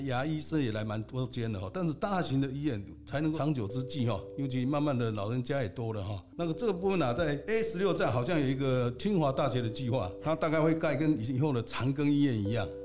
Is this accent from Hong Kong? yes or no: no; Zhongli, Taoyuan, Taiwan; also born or lived in Matsu / Japan; 我是在中立土生土长。啊，娶了老婆也是中立人哈。啊，我是新接国小毕业，金南国中毕业，践行工专，还有我们研制大学。啊，原来我是在从事电梯工作，在重有实业研发部主任